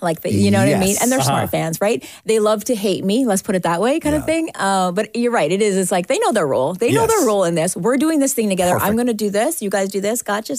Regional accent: Canada; I'm so proud as a Canadian

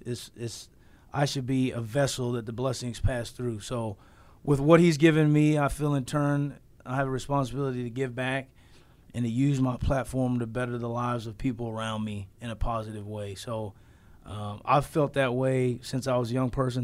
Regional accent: Southern California, United States; I grew up in Southern California

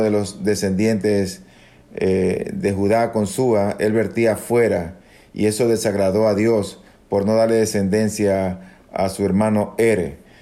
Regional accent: Ecuador; also born or lived in Dominican Republic; luego de haber terminado la escuela de medicina en mi país, es decir, acá en Ecuador

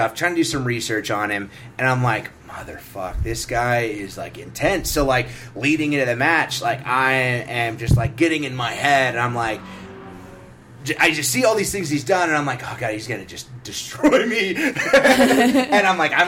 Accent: Carlsbad, New Mexico, United States; in Carlsbad, where I grew up, I'm from Carlsbad, New Mexico

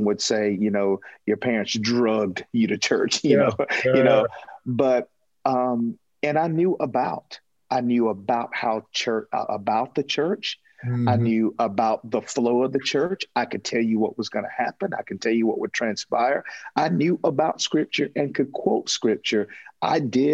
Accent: Toccoa, Georgia, United States; Toccoa, Georgia, to be exact. A little small town in northeast

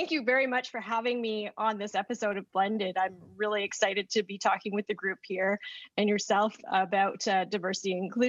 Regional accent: Canada; I also identify as female and Canadian-born Chinese.

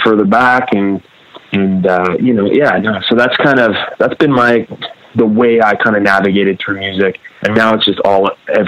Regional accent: Grimsby, Ontario, Canada; But yeah, no, there weren't a group of punks when I grew up in Grimsby.

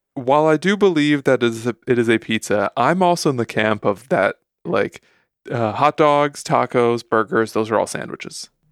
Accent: Chicago, Illinois, United States; I'm from Chicago, so, like, ketchup is kind of persona non grata where I'm from

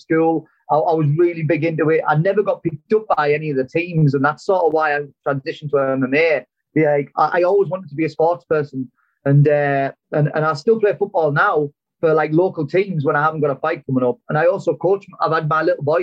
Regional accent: Darlington, North East England, United Kingdom; also born or lived in Bishop Auckland; when I moved to Darlington, even though it's only 20 minutes away, it was like a different accent

